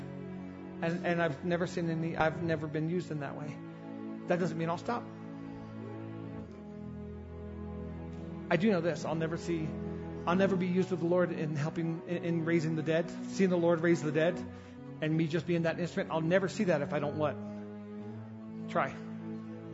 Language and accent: English; the South, United States; I grew up in the South